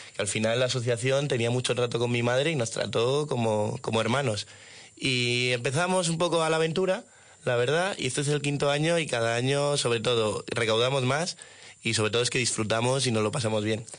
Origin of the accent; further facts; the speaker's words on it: Madrid, Community of Madrid, Spain; nosotros aquí somos de Madrid